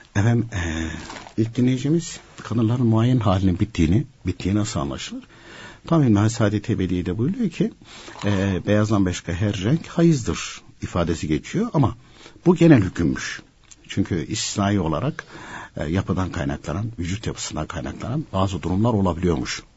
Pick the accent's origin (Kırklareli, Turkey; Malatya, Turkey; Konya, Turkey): Konya, Turkey; Başarakavak; moved away; also born or lived in Gönen / Istanbul; benim köyün ismi Başar Kavak.